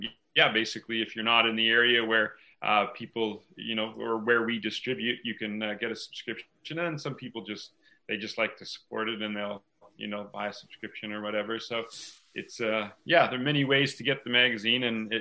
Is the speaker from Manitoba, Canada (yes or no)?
no; Ontario, Canada; moved away as an adult; also born or lived in Whistler, British Columbia; I was born and raised in Ontario. My folks moved around quite a bit. I moved to Whistler when I was 18.